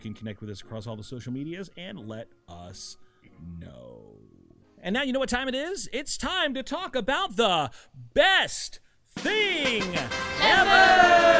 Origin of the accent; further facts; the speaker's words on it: Tennessee, United States; moved away; I'm from Tennessee originally